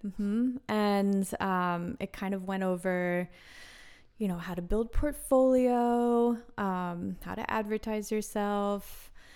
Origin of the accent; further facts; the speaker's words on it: Wilmington, Delaware, United States; also born or lived in North Carolina; now in Philadelphia, United States; I'm from Wilmington, Delaware, which is It's just about thirty, forty minutes away